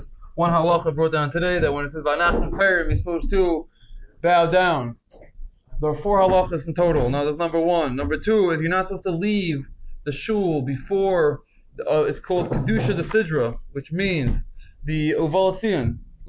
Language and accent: English; United States; moved away; I'm from Muncie, I know the Yaki Shishul near my parents' house